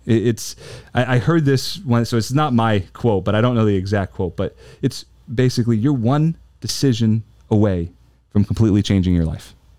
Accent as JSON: {"language": "English", "region": "New Jersey", "country": "United States", "tie": "born or raised there", "said": "I grew up in South Jersey, about ten minutes outside of Philly"}